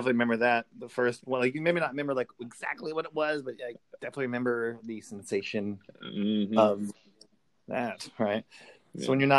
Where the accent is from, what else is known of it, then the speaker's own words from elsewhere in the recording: Pearland, Texas, United States; also born or lived in Houston, Texas; I remember when I moved to Houston, from like I was from Pearland, and then which is, you know, like 20 minutes south of Houston. But I moved into the Montrose area of Houston